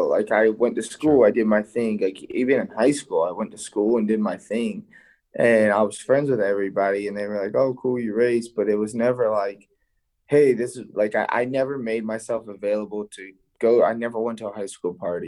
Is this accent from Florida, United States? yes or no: yes; Thonotosassa, Florida, United States